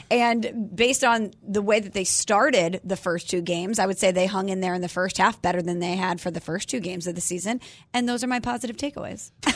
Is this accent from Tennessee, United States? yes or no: no; St. Louis, Missouri, United States; I'm from Saint Louis